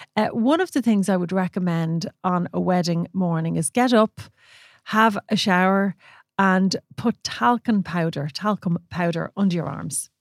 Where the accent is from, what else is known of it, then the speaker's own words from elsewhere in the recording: Ireland; we're Irish